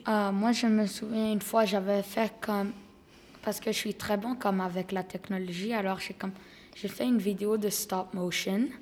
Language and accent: French; Quebec, Canada; je suis née ici, euh, mais mon pays d'origine, c'est la Grèce